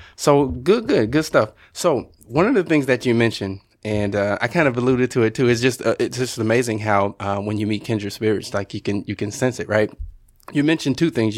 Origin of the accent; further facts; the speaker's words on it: Southern Illinois, United States; moved away; I'm originally from Southern Illinois